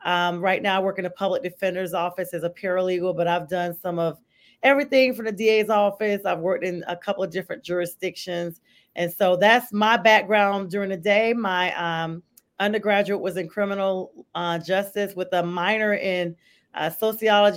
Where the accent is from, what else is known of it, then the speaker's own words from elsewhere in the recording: Lumberton, North Carolina, United States; moved away as an adult; now in Atlanta, United States; I'm from Lumberton, Red Springs, the Robeson County area, central North Carolina. I've actually been living in Atlanta for 24 years